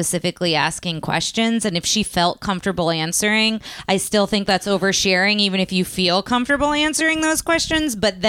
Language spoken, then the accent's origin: English; New Jersey, United States; now in Texas, United States; I grew up in New Jersey